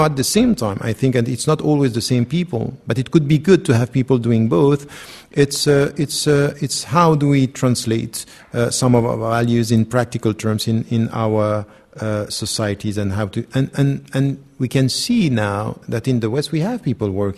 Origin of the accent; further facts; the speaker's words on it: Switzerland; I was born and raised in Switzerland